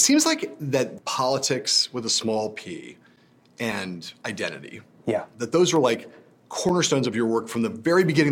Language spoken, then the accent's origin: English; Los Angeles, California, United States; I was Los Angelino